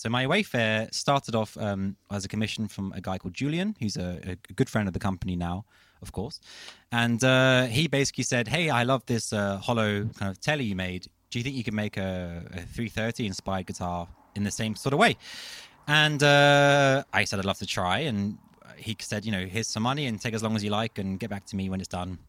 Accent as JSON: {"language": "English", "region": "London", "country": "United Kingdom", "tie": "born or raised there", "moved": "as an adult", "lives_now": "Copenhagen, Denmark", "said": "I'm a Londoner. Um, I uh, yes, I was kind of born and raised in London, and I moved to Copenhagen"}